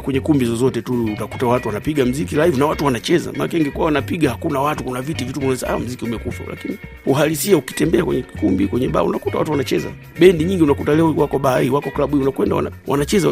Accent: Tabora, Tanzania; moved away as an adult; also born or lived in Dar es Salaam, Tanzania / Nairobi, Kenya; now in Japan; ni mwanamuziki wa Kitanzania ambayo nimekuwa nikiishi Japani karibu kwa miaka ishirini na saba, lakini asili yangu mimi ni Tabora, Tanzania

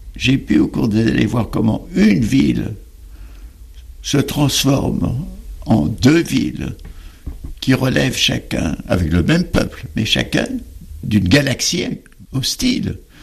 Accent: France; je suis français, je suis méditerranéen, je suis européen, je suis juif

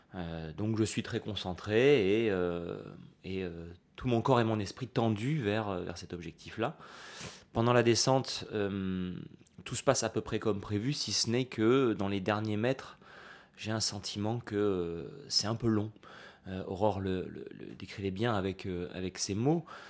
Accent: Nice, Provence-Alpes-Côte d'Azur, France; en grandissant à Nice, tous les étés, j'allais, euh, à la plage, comme tous les gosses

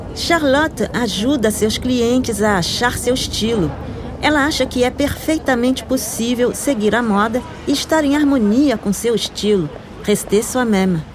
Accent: Bilbao, Basque Country, Spain; French is a second language; j'ai 32 ans, je viens de Bilbao

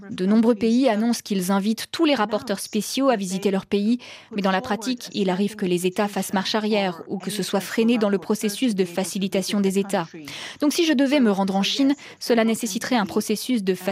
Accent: Iran; Je suis originaire d'Iran et ces uh, questions m'intéressent particulièrement.

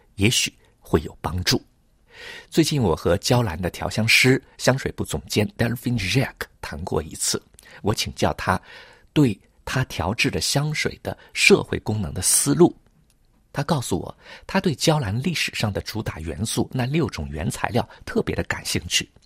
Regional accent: Hangzhou, Zhejiang, China; now in Paris, France; 小的时候，在杭州

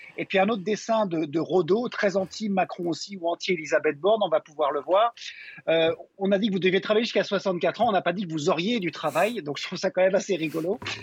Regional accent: Belgium; Chez nous, en Belgique

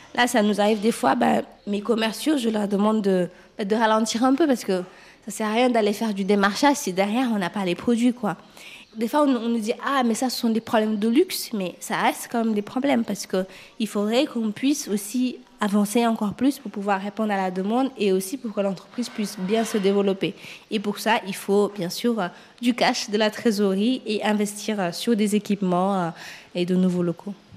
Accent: Senegal; moved away as an adult; now in France; quand j'ai quitté le Sénégal, j'étais très jeune

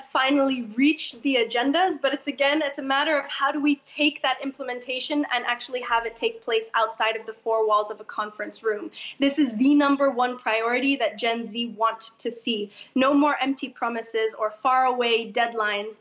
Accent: Indonesia; I'm from Indonesia

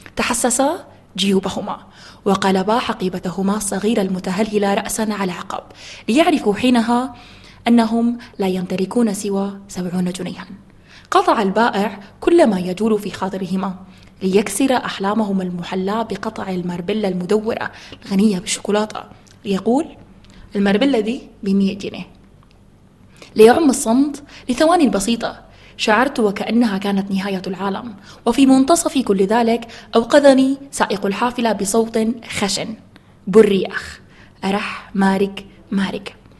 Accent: Khartoum, Sudan; انا من الخرطوم

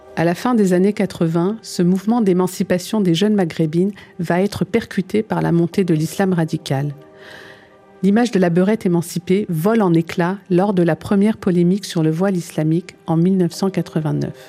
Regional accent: France; also born or lived in Algeria; me voilà donc de retour en France, plus française que jamais

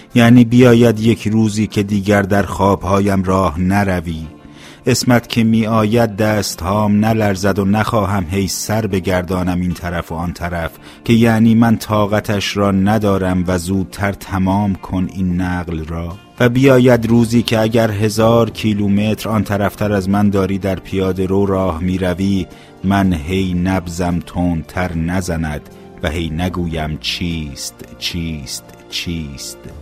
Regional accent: Iran; now in Canada; به عنوان یک ایرانی بیشتر لحظه های من هنوز در ایران میگذره

